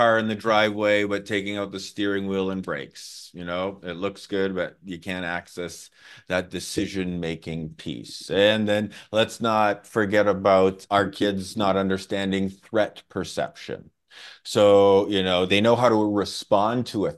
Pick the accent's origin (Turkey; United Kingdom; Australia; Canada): Canada; I'm from Canada